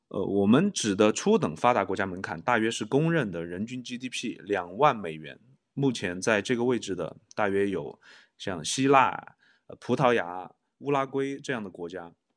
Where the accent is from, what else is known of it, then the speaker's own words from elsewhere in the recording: China; 例如我们中国人排在第六十八位